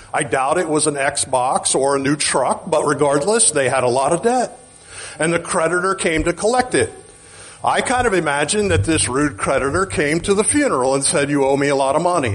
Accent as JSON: {"language": "English", "region": "Oklahoma", "country": "United States", "said": "I'm from Oklahoma"}